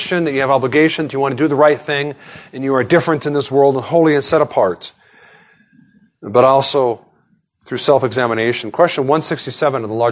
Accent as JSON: {"language": "English", "country": "United States", "said": "I was born an American."}